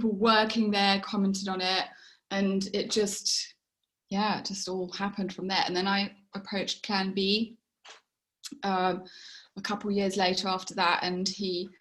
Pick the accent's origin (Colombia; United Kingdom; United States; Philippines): United Kingdom; England; moved away as an adult; now in South Africa; I'm English